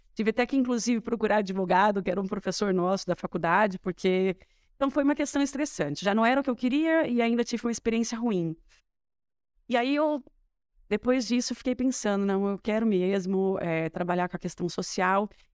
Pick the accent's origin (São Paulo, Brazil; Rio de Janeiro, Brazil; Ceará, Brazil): São Paulo, Brazil; Matão; also born or lived in Ribeirão Preto; eu nasci em Ribeirão, minha família é de lá, mas eu cresci em Matão